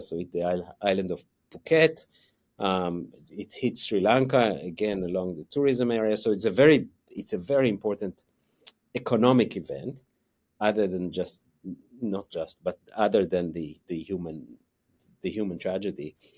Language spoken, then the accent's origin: English; Israel; moved away as an adult; also born or lived in United States; now in Wellington, New Zealand; I grew up in Israel, um, so that's, that's where my accent comes from.